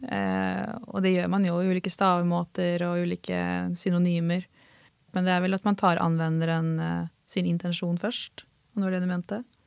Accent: Halden, Østfold, Norway; som norrman och eh, från Halden

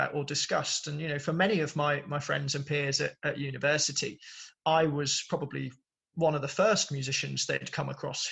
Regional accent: Birmingham, West Midlands, United Kingdom; born and raised in Birmingham

